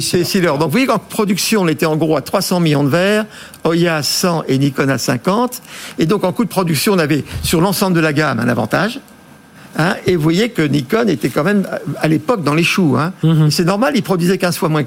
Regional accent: France; en tant que bon français

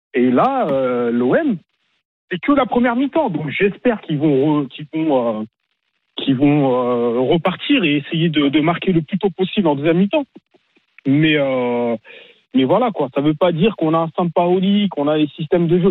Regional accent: Paris, Île-de-France, France; Moi, je suis né à Paris. J'ai grandi à Paris, j'ai tout fait à Paris.

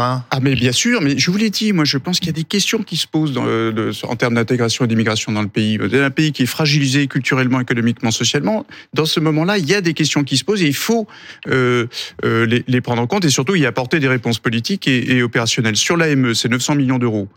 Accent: Nantes, Pays de la Loire, France; je viens d'un quartier de Nantes qui s'appelle Bellevue

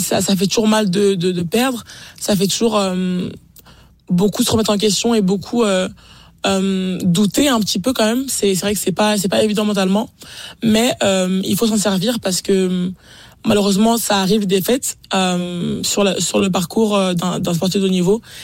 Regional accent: France; en tant que Français

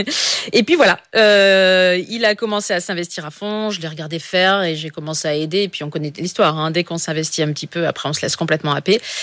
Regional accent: Pas-de-Calais, Hauts-de-France, France; Je suis, du Pas-de-Calais, donc dans, le Nord

